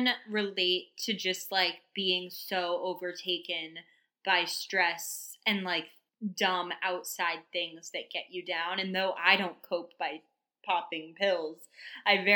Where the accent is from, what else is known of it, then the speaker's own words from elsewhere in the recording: a small town in Maine, United States; now in New York, United States; I come from a small town in Maine